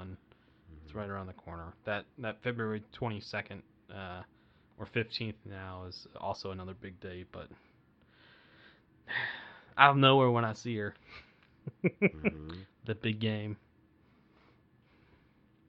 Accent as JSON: {"language": "English", "country": "Canada", "said": "we're from Canada"}